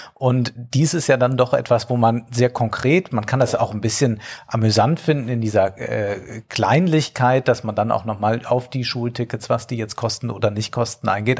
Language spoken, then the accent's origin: German; Rhineland-Palatinate, Germany; Ich als Rheinland-Pfälzer